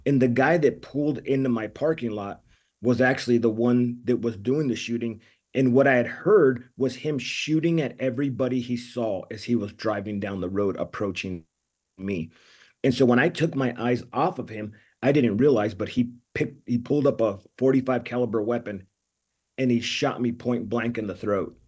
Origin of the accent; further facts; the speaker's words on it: California, United States; I'm Mexican from California